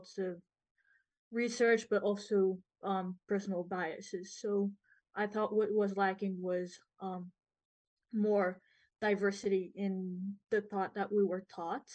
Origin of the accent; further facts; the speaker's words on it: France; now in Montreal, Canada; I'm from France